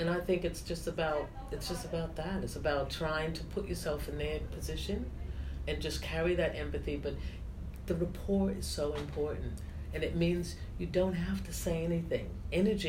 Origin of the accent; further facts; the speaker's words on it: United States; moved away; I have all my family in the States